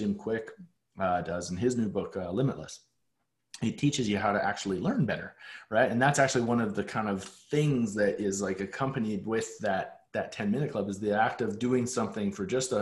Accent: Calgary, Alberta, Canada; growing up in Calgary

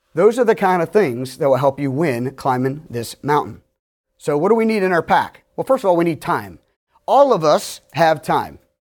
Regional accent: Pittsburgh, Pennsylvania, United States; I'm from Pittsburgh

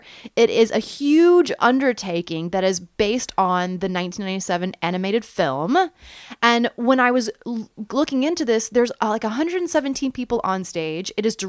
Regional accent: Oklahoma, United States; And I'm from Oklahoma

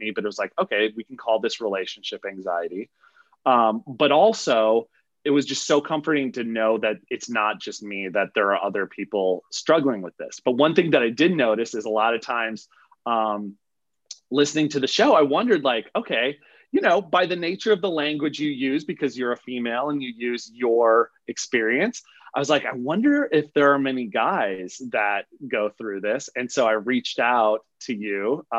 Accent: Midwest, United States; moved away as an adult; also born or lived in Montana; now in Los Angeles, United States; I'm from the Midwest, but I live out in Los Angeles now.

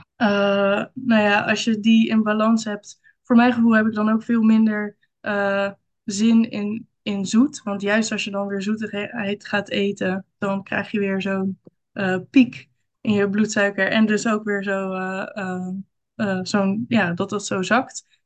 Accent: Rotterdam, South Holland, Netherlands; ik kom uit Rotterdam. En daar woon ik samen met mijn man en twee kinderen.

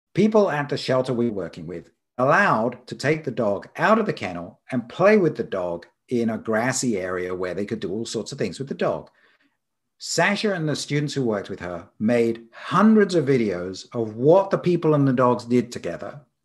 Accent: Isle of Wight, South East England, United Kingdom; moved away as an adult; also born or lived in London / Edinburgh; now in Arizona, United States; I was born on the Isle of Wight off the south coast there.

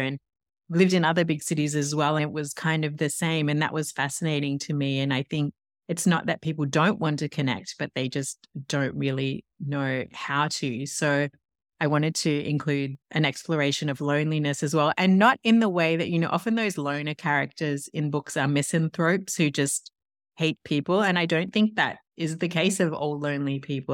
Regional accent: Tasmania, Australia; accent: Australian; moved away as an adult; also born or lived in Paris, France; now in New York, United States; As you can probably hear, I'm Australian. I'm from Tasmania

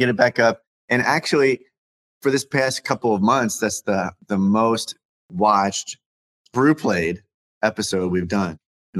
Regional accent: California, United States; I'm from California.

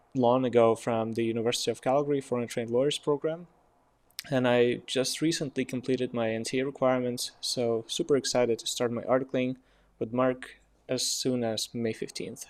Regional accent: Ukraine; moved away as an adult; also born or lived in Odessa, Ukraine / Poland / United States; now in Canada; I come from Ukraine, and I finished my law school in Odessa

